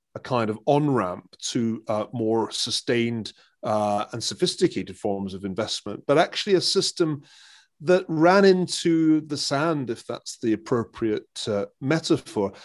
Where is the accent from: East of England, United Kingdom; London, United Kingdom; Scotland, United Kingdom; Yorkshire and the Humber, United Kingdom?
Scotland, United Kingdom; as a Scotsman, uh, who grew up as, as Scotland, uh, entered a period of, of rapid, uh, commercial reforestation